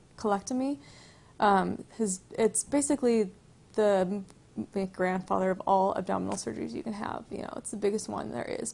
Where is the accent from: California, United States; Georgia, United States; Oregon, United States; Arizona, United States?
California, United States; Bradbury; I grew up around here in Bradbury, which is kind of by Duwardy area